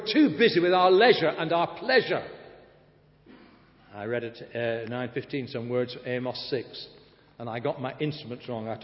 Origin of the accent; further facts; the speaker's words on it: Blackburn, North West England, United Kingdom; moved away; my hometown in Blackburn